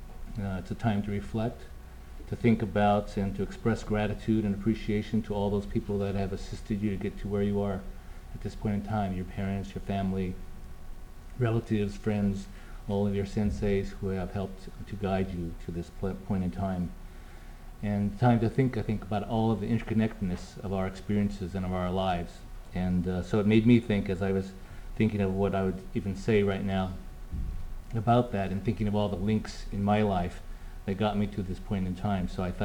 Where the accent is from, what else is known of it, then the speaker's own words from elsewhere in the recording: Del Rey, California, United States; I grew up in the Central Valley in a little town, tiny town called Delray. I always say I was from Fresno. People say, where are you really from? And I have to tell them I'm from Delray, which is a little tiny town. Grew up on the countryside there and was lived on a farm.